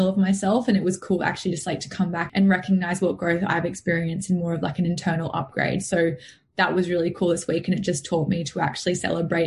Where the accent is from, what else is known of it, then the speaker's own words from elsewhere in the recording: Noosa, Queensland, Australia; also born or lived in Mooloolaba; I'm from Sunshine Coast, still on the Sunshine Coast, but I was always sort of brought up down Noosa way